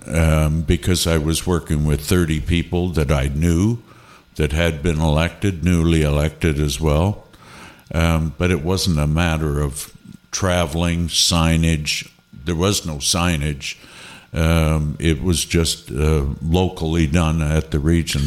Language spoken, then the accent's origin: English; Niagara-on-the-Lake, Ontario, Canada; I come from Niagara on the Lake